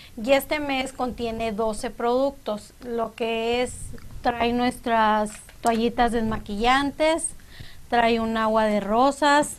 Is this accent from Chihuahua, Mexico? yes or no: no; Moctezuma, Sonora, Mexico; also born or lived in Cananea, Sonora; yo nací en Cananea, Sonora, pero a los siete años, cuando yo tenía siete años, nos fuimos a vivir a Moctezuma. Entonces, cuando me preguntan de dónde soy, pues yo digo que soy de Moctezuma